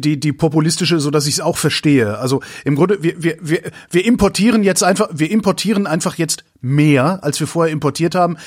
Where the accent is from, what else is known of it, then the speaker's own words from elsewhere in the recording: North Rhine-Westphalia, Germany; ich komme ja aus Nordrhein-Westfalen